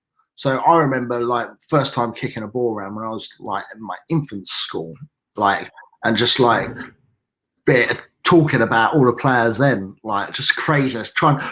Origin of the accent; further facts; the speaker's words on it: Dagenham, London, United Kingdom; I'm originally from Dagenham. Yeah. So, local lad, down the road.